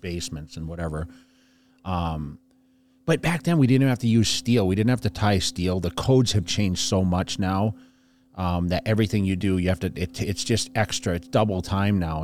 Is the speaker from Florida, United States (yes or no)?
no; fifty miles west of Boston, Massachusetts, United States; I always say I'm from Boston, fifty miles west of Boston.